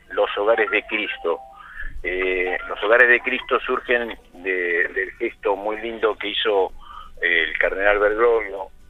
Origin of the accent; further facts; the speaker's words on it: Buenos Aires, Argentina; born there; Porque nací en Almagro. Nací en Almagro.